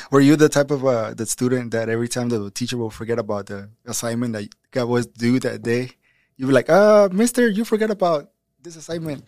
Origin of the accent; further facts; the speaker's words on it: United States; also born or lived in Mexico; I was born in Mexico, but I, I grew up in America.